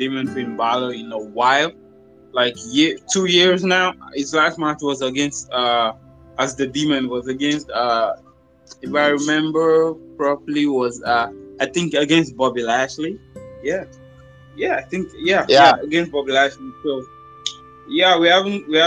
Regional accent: Nigeria; from Nigeria

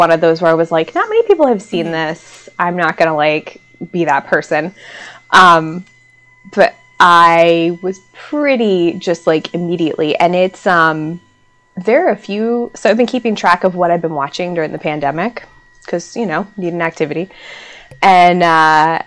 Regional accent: North Carolina, United States; I'm from North Carolina, so I grew up, like, the eighth grade field trip is to the Outer Banks

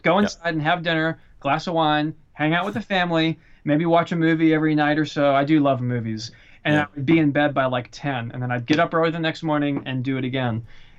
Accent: the South, United States; I lived in LA for a while, but I was born in the South.

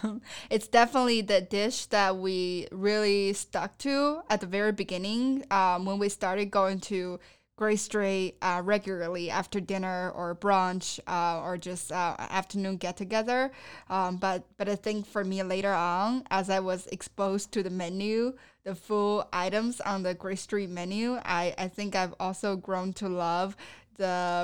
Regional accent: Sichuan, China; now in United States; one of the signature Sichuanese dishes that I grew up eating in Sichuan province.

